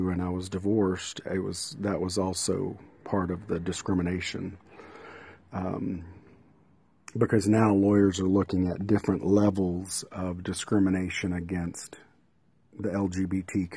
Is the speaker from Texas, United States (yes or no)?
yes; Midland, Texas, United States; News West 9 in Midland, my hometown